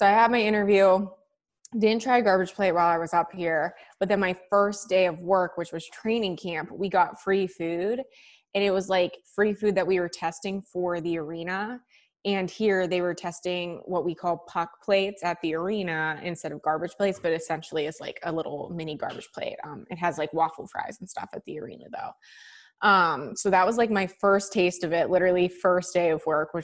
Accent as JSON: {"language": "English", "town": "Pittsburgh", "region": "Pennsylvania", "country": "United States", "moved": "as an adult", "lives_now": "Rochester, United States", "said": "I'm originally from Pittsburgh, Pennsylvania"}